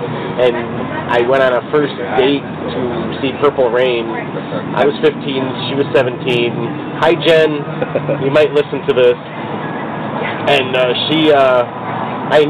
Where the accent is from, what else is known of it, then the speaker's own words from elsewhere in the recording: Chicago, Illinois, United States; I'm from White Scout, Chicago